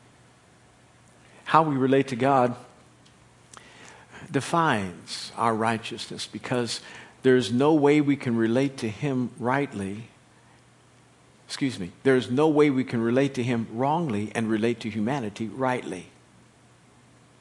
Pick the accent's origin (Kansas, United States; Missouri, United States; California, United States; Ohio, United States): Kansas, United States; moved away; when we were growing up in Kansas